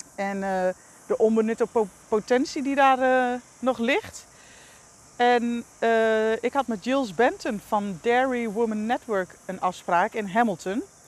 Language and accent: Dutch; Netherlands; als Nederlander